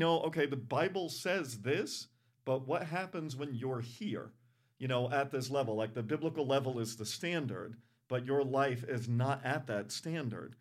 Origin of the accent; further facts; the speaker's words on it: Providence, Rhode Island, United States; I grew up in Providence, Rhode Island.